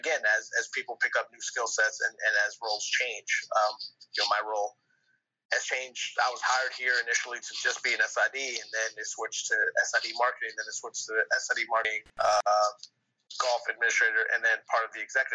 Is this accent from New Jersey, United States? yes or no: no; New York City, New York, United States; now in New Orleans, United States; I'm from New York City